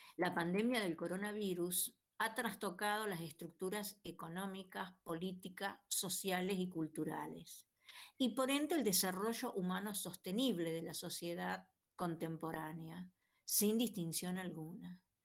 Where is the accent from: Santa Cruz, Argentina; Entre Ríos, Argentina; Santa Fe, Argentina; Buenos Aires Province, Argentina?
Santa Fe, Argentina; Rosario; soy de Rosario